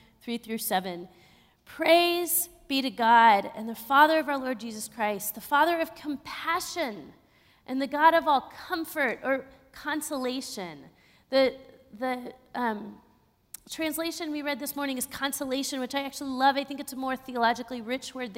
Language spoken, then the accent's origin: English; Texas, United States; also born or lived in Austin, Texas / Pittsburgh; being a Texan who was brought up to really ignore grief